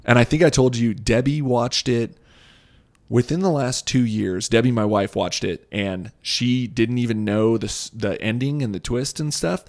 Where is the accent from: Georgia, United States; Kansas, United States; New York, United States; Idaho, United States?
Idaho, United States; Boise; my hometown